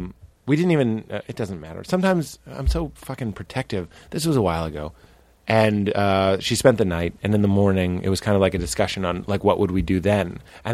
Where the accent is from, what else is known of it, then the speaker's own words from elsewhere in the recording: New England, United States; I'm from the New England, so I eat eating scrods and fucking broads.